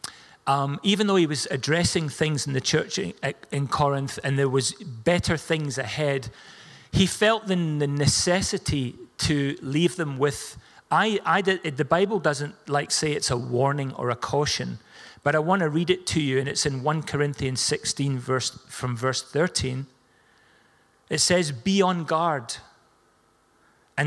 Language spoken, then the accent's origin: English; Scotland, United Kingdom; We're Scottish.